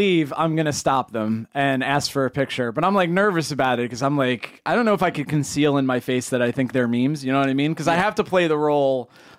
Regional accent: New York City, New York, United States; I told him I was from New York City.

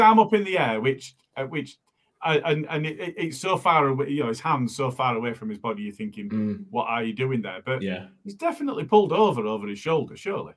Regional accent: Morley, Yorkshire and the Humber, United Kingdom; I'm from Morley

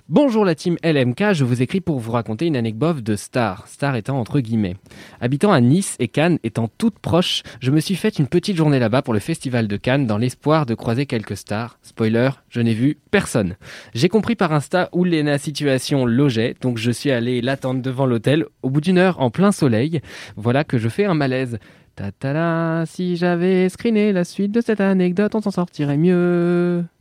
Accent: Walloon Brabant, Belgium; De mon côté, je viens du Brabant wallon. Les, les Français disent donc souvent que je n'ai pas d'accent.

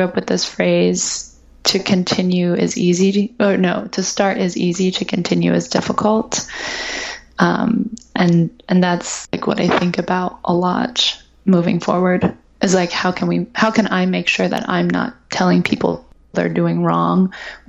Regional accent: Ohio, United States; I'm from Ohio. My dad's from Singapore

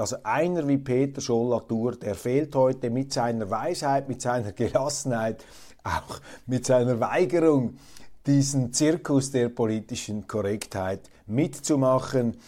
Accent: Switzerland; also ich zumindest als Schweizer

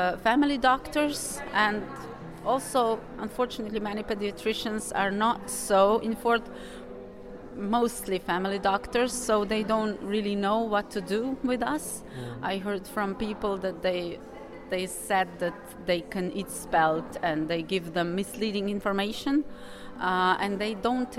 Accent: Slovenia; I'm from Slovenia.

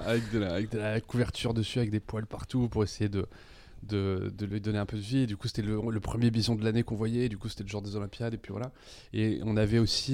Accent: Nîmes, Occitania, France; je suis né à Nîmes

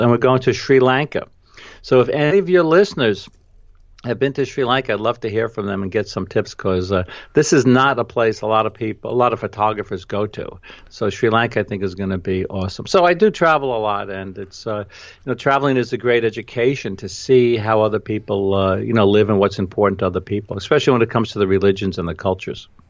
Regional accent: New York, United States; accent: New York; my New York accent

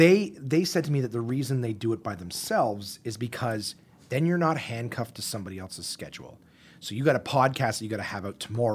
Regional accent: Canada; As Canadian Vegas as you can get, because they're still, all right, we're still nice people.

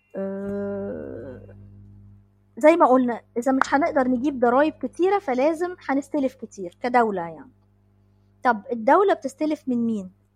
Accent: Egypt; عندنا في مصر

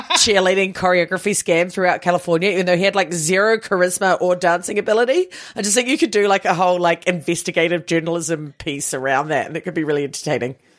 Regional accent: New Zealand; as a Kiwi team. We didn't have cheerleading or anything like

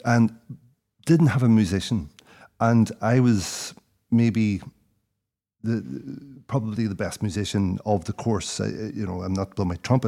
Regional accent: South Derry, Northern Ireland, United Kingdom; moved away; also born or lived in London; I grew up in Derry

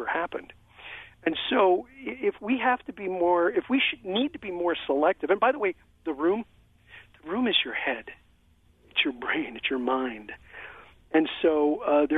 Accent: Pennsylvania, United States; moved away; I was born in Pennsylvania

